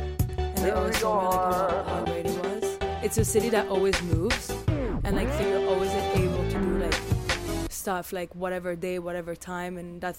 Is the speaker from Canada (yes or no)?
no; Paris, Île-de-France, France; moved away as an adult; now in New York, United States; I'm from Paris, France.